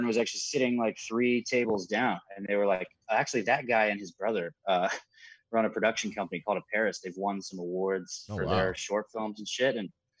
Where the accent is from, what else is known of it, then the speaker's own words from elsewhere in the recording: Eaton, Ohio, United States; also born or lived in Kettering; I was born in Kettering. Lived in Eaton.